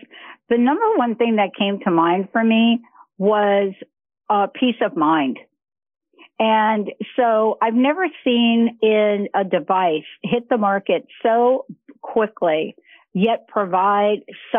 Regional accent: New York, United States; I'm from New York.

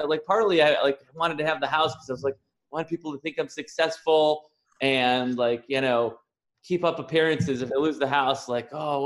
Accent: Chicago, Illinois, United States; also born or lived in San Diego; now in Puerto Rico; I'm originally from Chicago. I lived in San Diego for the last 16 years and just moved to Puerto Rico a few weeks ago

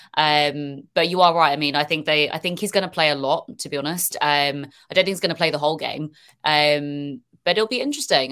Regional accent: United Kingdom; accent: British; I'm hearing a British accent and stuff come on

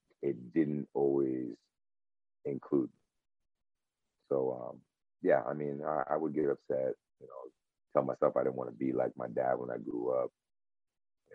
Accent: Connecticut, United States; also born or lived in California; So I was born in California. I want to say I was seven years old. We moved to Connecticut

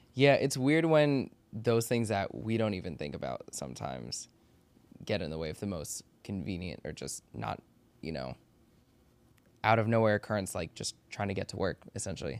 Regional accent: Maryland and DC, United States; also born or lived in Washington, D.C.; I grew up in Maryland and D C

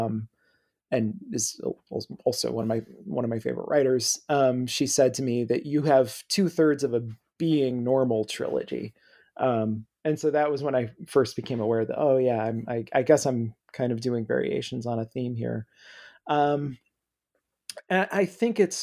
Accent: Midwest, United States; I grew up in the Midwest

